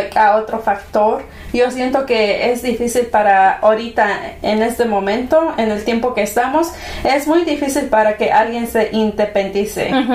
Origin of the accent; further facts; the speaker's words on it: Mexico; en un hogar hispano como nosotros, mexicanos, eh, en nuestro caso, ¿verdad? Mexicanos